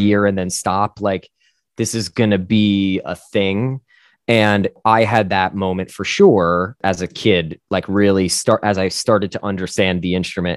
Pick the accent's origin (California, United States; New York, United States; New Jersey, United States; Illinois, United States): New Jersey, United States; northern; I grew up in New Jersey, uh, northern, nor, northern, northern New Jersey, to be specific.